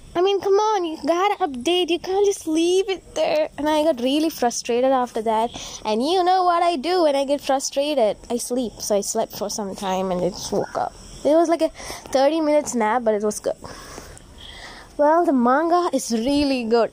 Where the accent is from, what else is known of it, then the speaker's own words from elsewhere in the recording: India; as an Indian and proud to be one